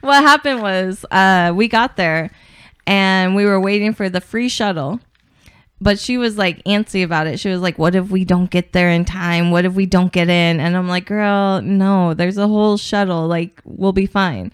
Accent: Portland, Oregon, United States; I'm from Portland

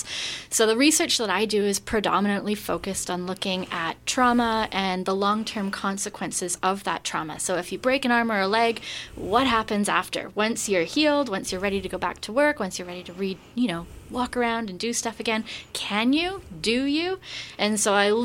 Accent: British Columbia, Canada; also born or lived in Vienna; I'm from British Columbia originally

